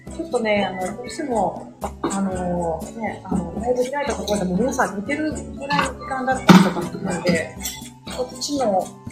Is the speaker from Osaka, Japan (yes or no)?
yes; Osaka, Japan; accent: Kansai; moved away as an adult; also born or lived in Tokyo; 私は大阪生まれ、大阪育ちです。